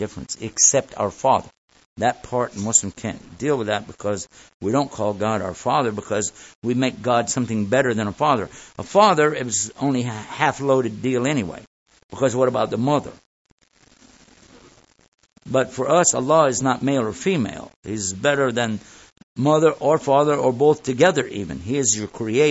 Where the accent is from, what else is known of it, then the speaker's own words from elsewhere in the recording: Texas, United States; I'm from Texas